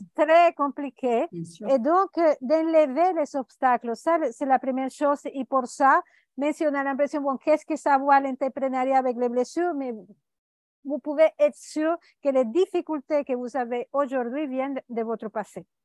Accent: Venezuela; now in Costa Rica; Je suis née au Venezuela

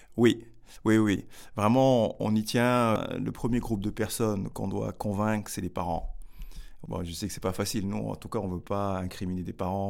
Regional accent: Grigny, Île-de-France, France; moved away as an adult; also born or lived in Senegal; now in Bordeaux, France; j'ai grandi à Grigny

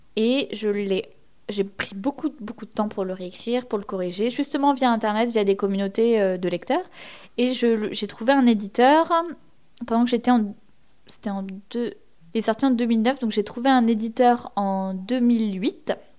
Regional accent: Rémalard, Normandy, France; moved away as an adult; now in Paris, France; j'ai grandi euh, du coup en Normandie, en Basse-Normandie précisément

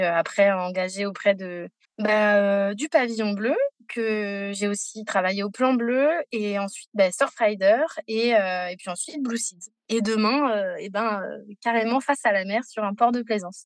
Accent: Paris, Île-de-France, France; also born or lived in Costa Rica; j'ai grandi à Paris, loin de la mer

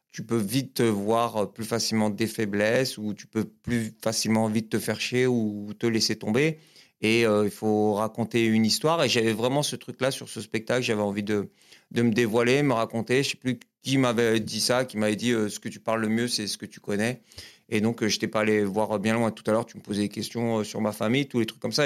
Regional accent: L'Île-Saint-Denis, Île-de-France, France; also born or lived in Épinay-sur-Seine; je suis né à Épinay-sur-Seine, dans le 93. Et j'ai grandi jusqu'à mes 13 ans. J'étais dans la banlieue parisienne, j'étais à, à Lille-Saint-Denis

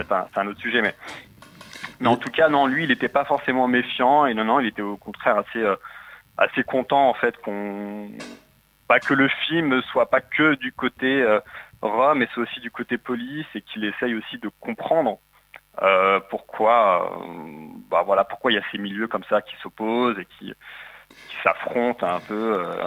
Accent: Paris region, Île-de-France, France; moved away as an adult; now in Marseille, France; je suis de la région parisienne, mais j'ai ah quitté Paris pour, euh, pour le sud et le soleil

